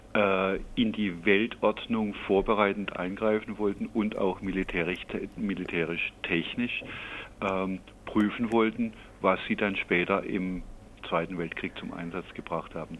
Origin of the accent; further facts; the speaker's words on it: Freiburg, Baden-Württemberg, Germany; Ich selber bin ja äh, aus Freiburg und in Freiburg auch politisch sozialisiert